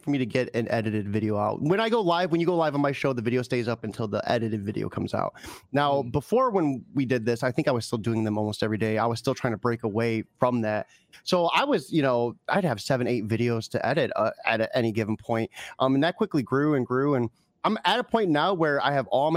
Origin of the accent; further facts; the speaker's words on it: Ohio, United States; I'm from Ohio